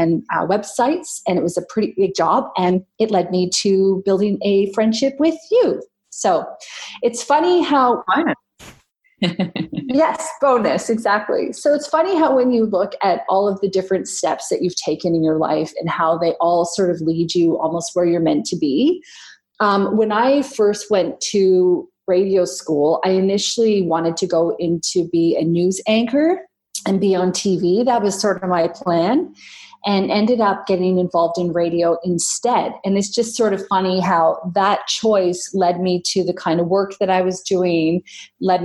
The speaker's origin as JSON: {"language": "English", "country": "Canada", "moved": "yes", "lives_now": "Australia", "said": "I am a Canadian living in Australia"}